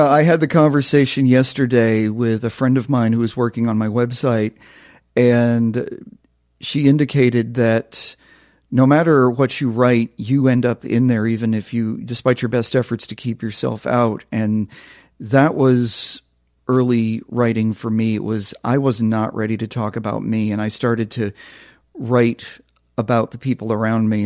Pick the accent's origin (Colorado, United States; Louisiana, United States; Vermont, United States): Vermont, United States; I'm from Vermont